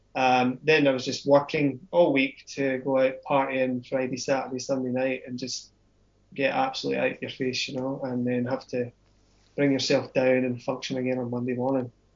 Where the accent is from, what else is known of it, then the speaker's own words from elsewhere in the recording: Scotland, United Kingdom; grew up in Scotland.